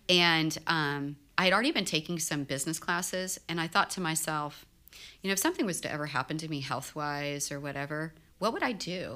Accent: Houston, Texas, United States; I grew up in Houston

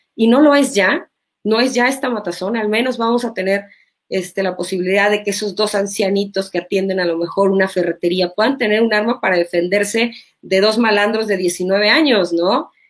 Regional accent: Mexico; en mi país

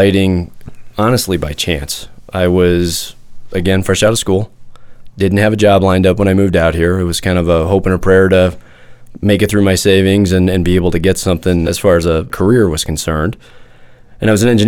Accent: Midwest, United States; I grew up in the Midwest

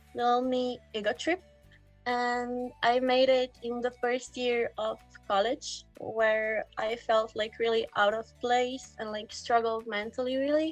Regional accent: Slovenia; I come from Slovenia. It's a small chicken-shaped country next to Italy

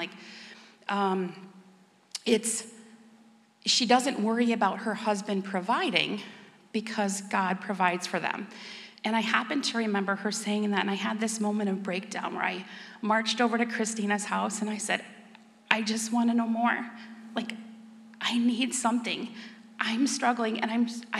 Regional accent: Stevens Point, Wisconsin, United States; I was born and raised in Stevens Point

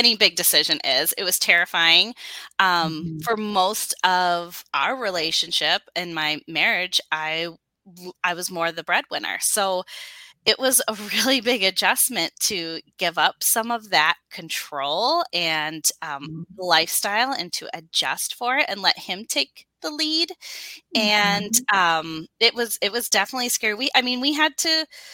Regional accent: Wisconsin, United States; I have been born and raised in Wisconsin. I've never known anything else. I'm a true Wisconsin girl

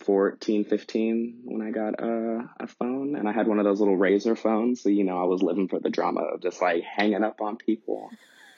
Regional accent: Kentucky, United States; I loved growing up in Kentucky. Very much in the Bible Belt. So that's just mm-hmm. interesting in its own way, growing up black and gay in central Kentucky.

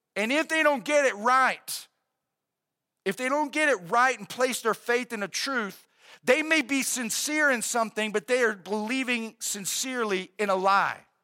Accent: United States

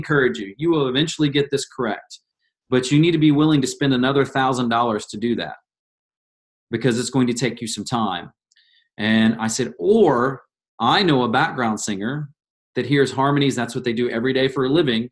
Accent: Indiana, United States; growing up in Indiana

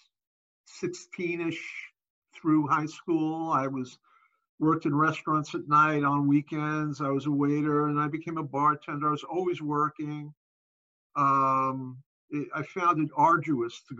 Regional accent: New York City, New York, United States; I grew up in Brooklyn in the 60s

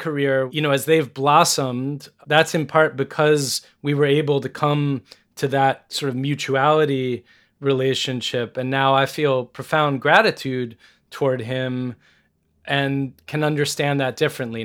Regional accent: United States; as an American

